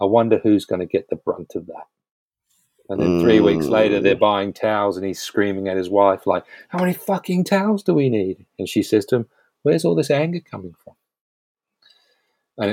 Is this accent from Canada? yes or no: no; New Zealand; now in United Kingdom; I grew up, I grew up in New Zealand